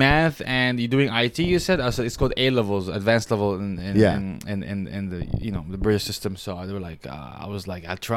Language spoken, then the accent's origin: English; United Arab Emirates; moved away as an adult; also born or lived in Syria / Michigan, United States; now in United States; I'm from Syria, but I lived in the Arab Emirates growing up